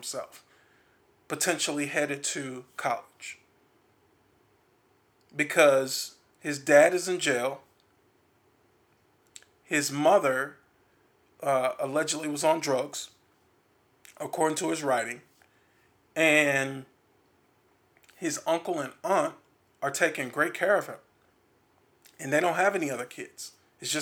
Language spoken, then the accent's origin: English; Milwaukee, Wisconsin, United States; In Milwaukee, there's a lot of violence there too